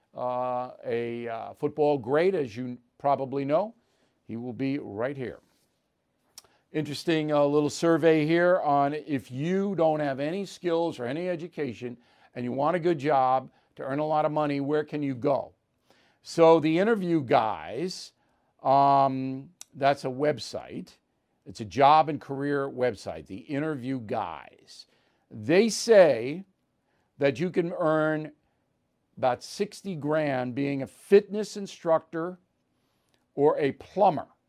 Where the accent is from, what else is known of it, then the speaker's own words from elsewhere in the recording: New York, United States; also born or lived in Boston; I'm from New York